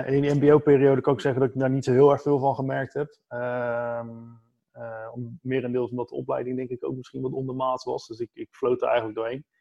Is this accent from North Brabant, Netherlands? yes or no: no; Capelle aan den IJssel, South Holland, Netherlands; moved away as an adult; now in Vlaardingen, Netherlands; Zelf kom ik eigenlijk uit Capella aan de IJssel